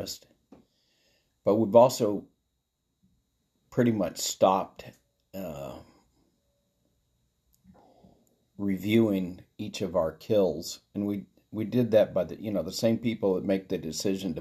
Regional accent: United States; us as American citizens

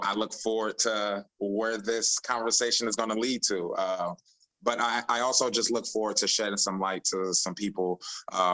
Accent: Chicago, Illinois, United States; moved away as an adult; also born or lived in Tampa, Florida; I'm from Chicago. And I moved down to Tampa for college in 2010

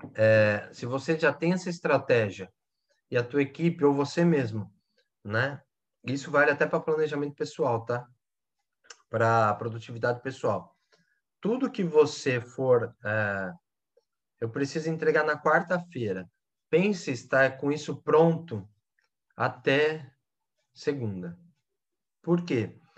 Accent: Brazil; Nós brasileiros, né? Que eu também sou brasileiro

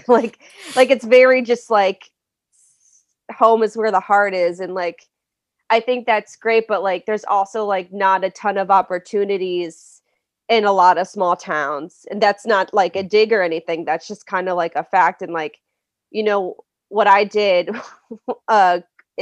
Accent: Stewartstown, Pennsylvania, United States; moved away as an adult; now in New York City, United States; I'm from a small town called Stuartstown in Pennsylvania

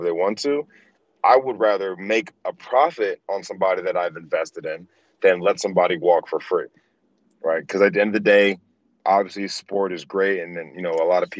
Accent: Delaware, United States; moved away; I'm from Delaware

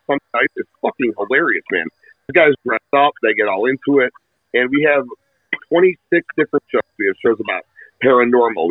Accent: Berwyn, Illinois, United States; I grew up in Berwyn

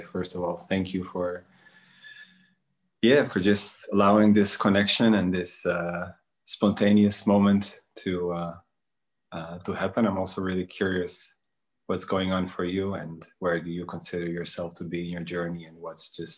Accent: Netherlands; also born or lived in Bosnia and Herzegovina; I was born in Bosnia, and I grew up in Holland for a majority of my life. I moved there as when I was a kid

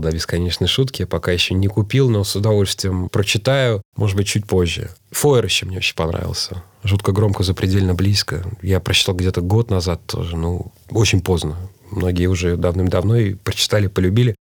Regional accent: Moscow, Russia; Хотя сам я родился в Кузьминках, я родился вообще на таких индустриальных окраинах города.

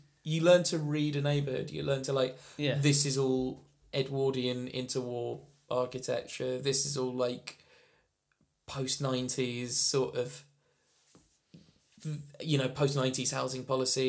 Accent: Enfield, London, United Kingdom; I grew up in Enfield.

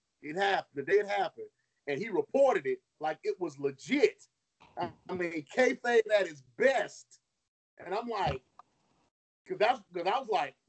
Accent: North Carolina, United States; I was living in North Carolina at that time, growing up in North Carolina

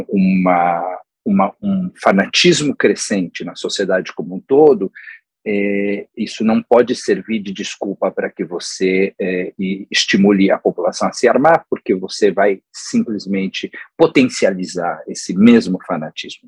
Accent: São Paulo, Brazil; now in United States; em São Paulo, de onde eu venho

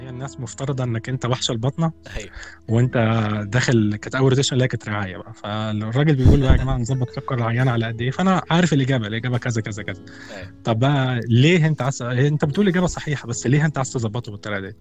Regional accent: Egypt; moved away as an adult; انا من مصر

